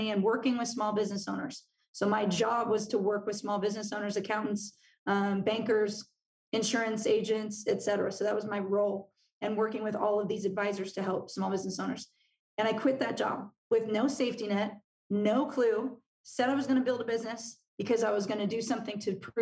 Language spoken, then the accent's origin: English; Southern California, United States; moved away; we're from Southern California